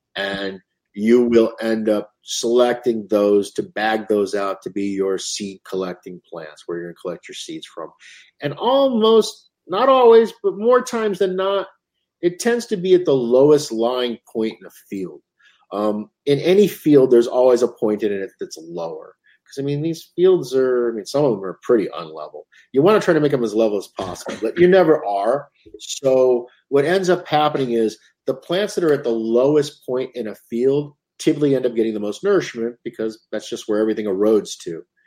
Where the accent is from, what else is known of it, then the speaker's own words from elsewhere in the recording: United States; as an American